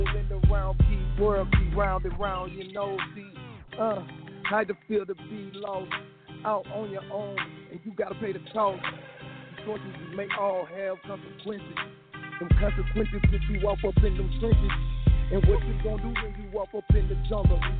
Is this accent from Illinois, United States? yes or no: no; LaGrange, Georgia, United States; I'm a Georgia boy. I'm from LaGrange, Georgia